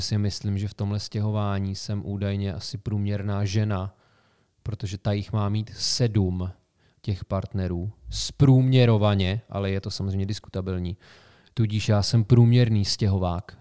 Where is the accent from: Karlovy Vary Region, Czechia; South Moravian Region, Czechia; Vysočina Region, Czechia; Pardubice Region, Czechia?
Karlovy Vary Region, Czechia; Sokolov; moved away as an adult; also born or lived in Prague; now in Plzeň, Czechia; Já jsem se poprvé stěhoval na vysokou školu, že jo? ze Sokolova do Plzně.